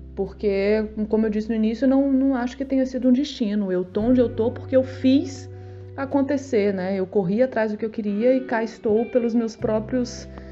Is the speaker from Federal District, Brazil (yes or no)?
yes; Brasília, Federal District, Brazil; eu sou de Brasília